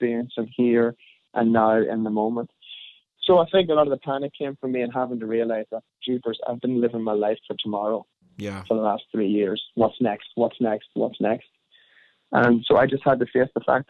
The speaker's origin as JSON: {"language": "English", "country": "Ireland", "said": "being Irish"}